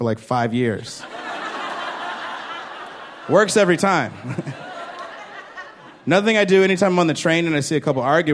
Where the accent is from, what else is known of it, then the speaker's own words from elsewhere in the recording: Chicago, Illinois, United States; I'm from Chicago